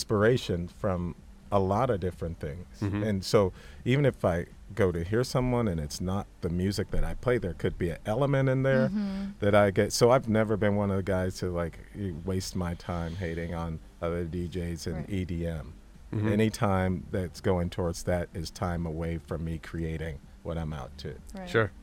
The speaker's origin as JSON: {"language": "English", "town": "Santa Monica", "region": "California", "country": "United States", "tie": "born or raised there", "said": "I grew up a skater in Santa Monica"}